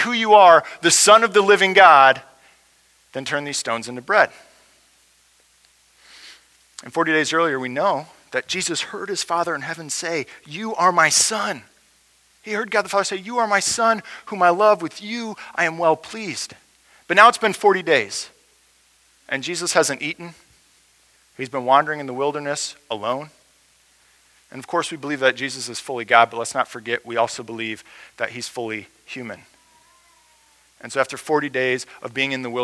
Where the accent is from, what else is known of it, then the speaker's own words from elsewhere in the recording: United States; as American Christians